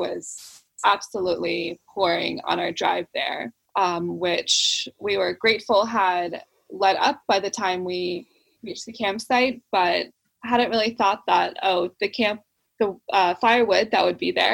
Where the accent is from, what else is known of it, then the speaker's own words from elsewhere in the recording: the Northwest, Pacific Northwest, United States; I'm from the Northwest in the US